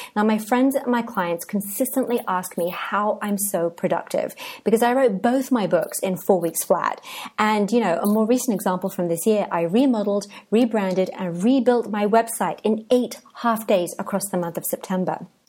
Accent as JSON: {"language": "English", "region": "England", "country": "United Kingdom", "also_born_or_lived": "Cadiz, Spain", "moved": "as an adult", "lives_now": "Oaxaca, Mexico"}